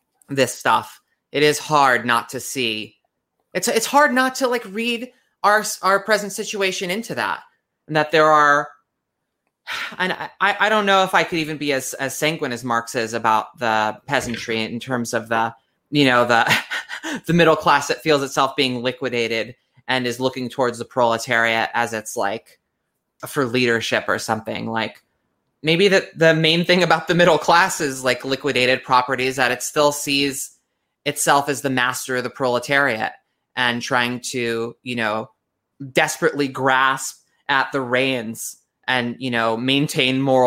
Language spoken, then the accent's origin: English; United States; being American